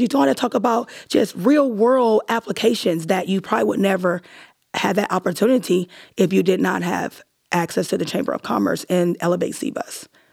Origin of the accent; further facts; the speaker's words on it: Erie, Pennsylvania, United States; now in Columbus, United States; It was my hometown where I grew up